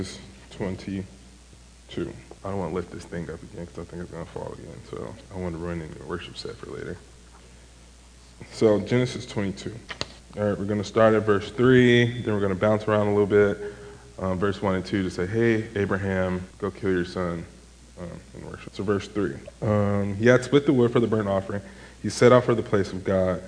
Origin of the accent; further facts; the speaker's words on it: Chicago, Illinois, United States; I am from Chicago